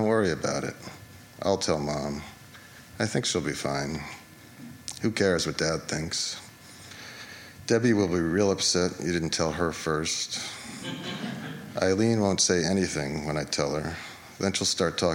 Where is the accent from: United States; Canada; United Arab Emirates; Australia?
United States; Larchmont, New York; now in New York City, United States; our mom's house in Larchmont, where we grew up